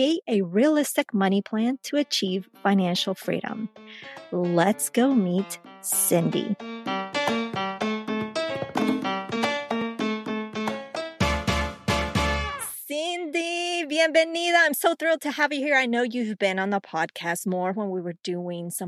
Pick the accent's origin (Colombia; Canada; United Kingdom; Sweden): Colombia; now in United States; growing up in Colombia